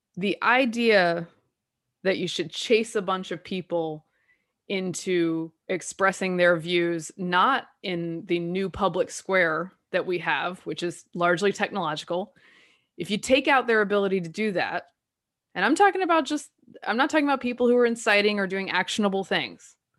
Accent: the South, United States; I'm from the South

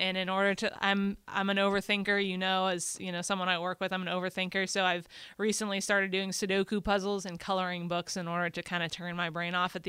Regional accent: Dallas, Texas, United States; now in New Orleans, United States; I grew up in Dallas.

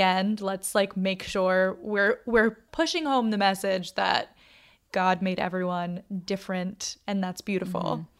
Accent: Boston, Massachusetts, United States; I went to a Catholic school when I was younger, but I'm from Boston

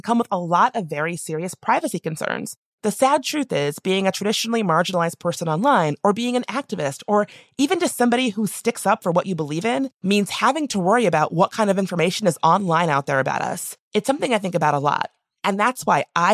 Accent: the American South, United States; my people are Black, we're from the South

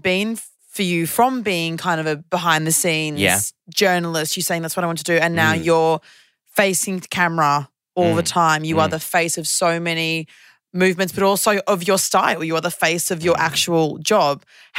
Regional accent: Sydney, New South Wales, Australia; It's an Oyster card. I'm from Sydney.

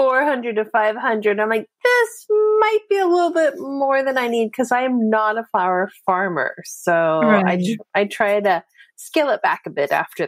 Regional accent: the Bay Area, California, United States; moved away as an adult; also born or lived in Denver, Colorado; I'm originally from California. I grew up in the Bay Area. I eventually ended up moving to Denver, Colorado.

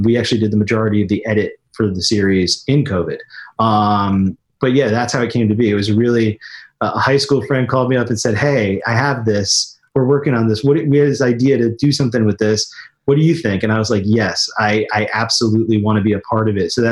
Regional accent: Raleigh, North Carolina, United States; moved away as an adult; also born or lived in New York; I grew up in Raleigh, North Carolina

